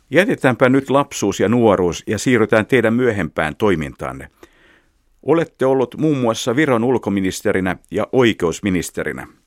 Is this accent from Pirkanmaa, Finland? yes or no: no; Helsinki, Uusimaa, Finland; Itsekin olen helsinkiläinen ikätoverinne, joten voi olla, että olemme liikkuneet lapsina ihan samoissa paikoissa.